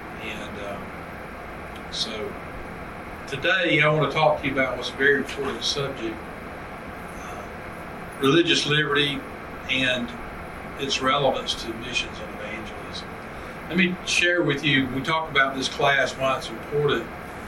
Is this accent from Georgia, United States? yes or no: yes; Thomasville, Georgia, United States; Born and raised in Thomasville, Georgia.